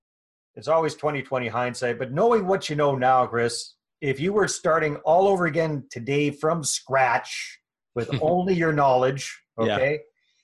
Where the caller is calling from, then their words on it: Kamloops, British Columbia, Canada; I'm here in beautiful Kamloops, British Columbia